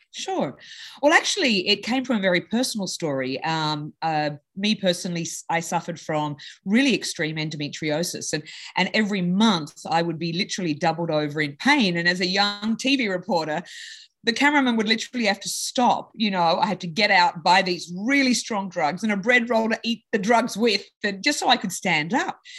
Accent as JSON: {"language": "English", "town": "Sydney", "region": "New South Wales", "country": "Australia", "tie": "born or raised there", "moved": "yes", "lives_now": "United States", "said": "I was in Australia. So I grew up in Sydney"}